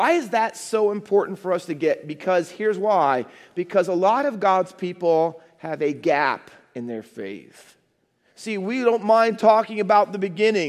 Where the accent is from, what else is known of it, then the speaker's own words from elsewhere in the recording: Findlay, Ohio, United States; moved away as an adult; my dad was transferred from where I grew up in Findlay, Ohio, to London, England.